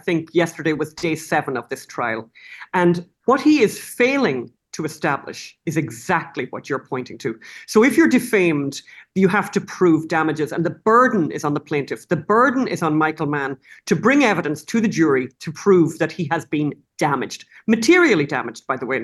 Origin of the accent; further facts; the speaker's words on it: Ireland; I'm from Ireland